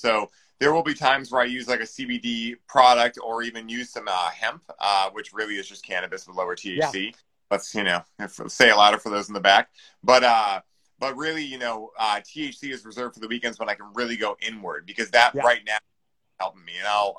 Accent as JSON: {"language": "English", "town": "Weymouth", "region": "Massachusetts", "country": "United States", "tie": "born or raised there", "said": "Weymouth, Massachusetts. So"}